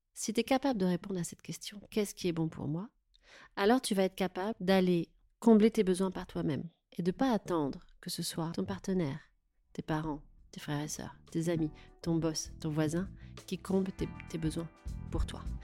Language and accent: French; Touraine, Centre-Val de Loire, France; moved away as an adult; also born or lived in Paris region / Tours; now in Paris, France; je suis née en région parisienne, mais j'ai grandi en Touraine.